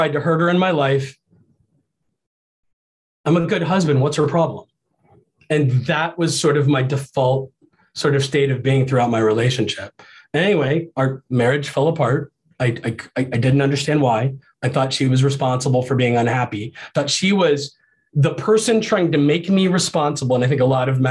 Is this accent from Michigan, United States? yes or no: no; Ohio, United States; also born or lived in Iowa; I grew up in Ohio, about 500 miles away from my dad